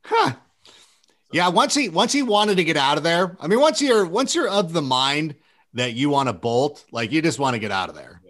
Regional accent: Corona, California, United States; also born or lived in Chicago; I grew up in Corona, California.

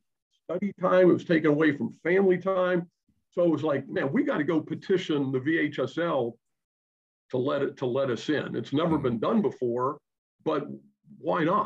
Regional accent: Pittsburgh, Pennsylvania, United States; moved away; I'm originally from Pittsburgh, Pennsylvania.

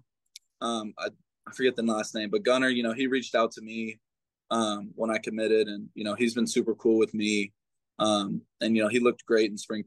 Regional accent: Texas, United States; I'm being from Texas

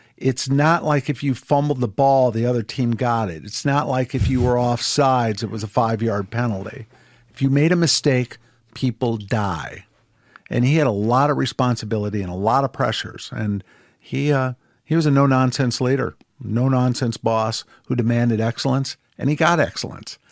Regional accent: Ann Arbor, Michigan, United States; moved away as an adult; also born or lived in Colombia; I was born and raised in Ann Arbor, Michigan

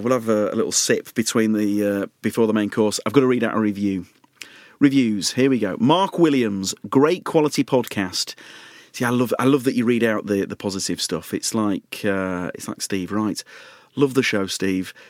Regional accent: Leeds, Yorkshire and the Humber, United Kingdom; I'm from Leeds

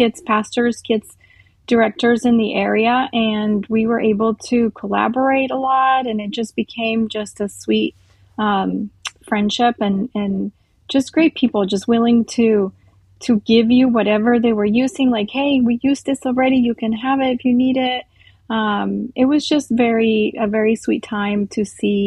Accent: Costa Rica; moved away; I grew up in Costa Rica.

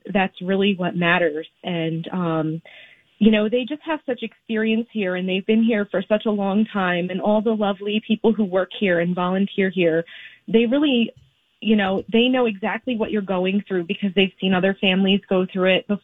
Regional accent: Burlington County, Central New Jersey, United States; We are from Central Jersey, so we are kind of near Fort Dix. We're kind of near the military base

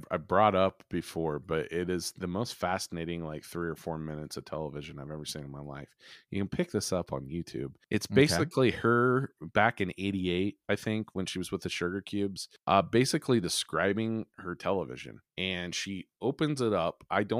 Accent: Farmville, United States; I grew up in Farmville, and any of these kids or stuff like that, if you did anything or liked even weird music, I grew up in a town of 1,200 people, folks.

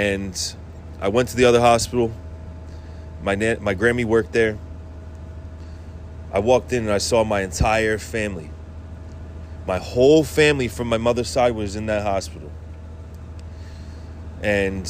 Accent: Worcester, Massachusetts, United States; I grew up in Worcester, Massachusetts

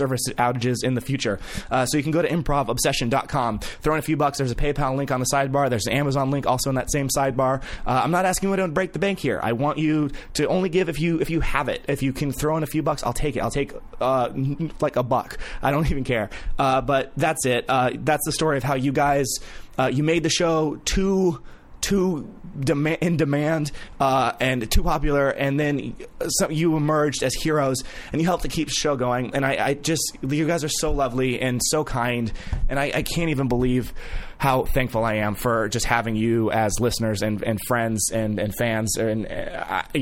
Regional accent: Vacaville, California, United States; I'm from Vacaville

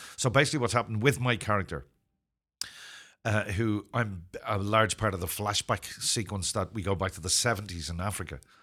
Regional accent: Ireland; also born or lived in Zimbabwe; I'm not British. I'm Irish

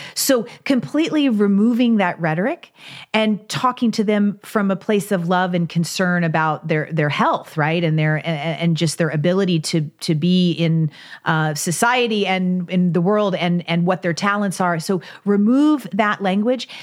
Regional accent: Kentucky, United States; I grew up in Kentucky, so I grew up riding horses

